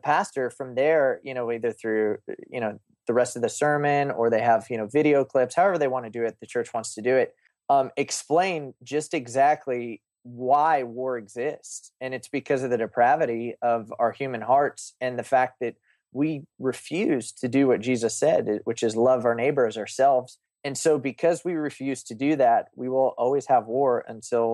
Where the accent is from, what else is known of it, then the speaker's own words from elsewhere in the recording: Oklahoma, United States; I grew up in Oklahoma.